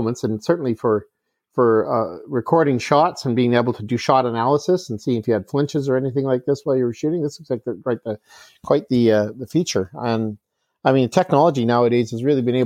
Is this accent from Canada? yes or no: yes; Prince George, British Columbia, Canada; Prince George, BC, my hometown.